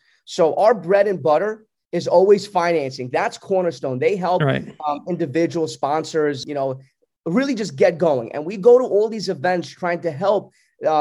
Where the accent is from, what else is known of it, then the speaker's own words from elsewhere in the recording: New York City, New York, United States; accent: Brooklyn; I was raised in Brooklyn